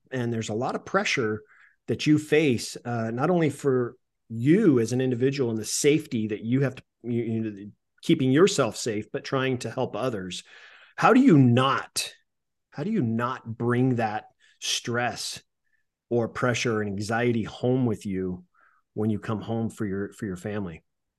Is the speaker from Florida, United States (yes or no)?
no; California, United States; I was a volunteer fireman at 17 years old, 16, 17 years old for a little town I grew up in Northern California. And it was a small town. It's like 1,000 people.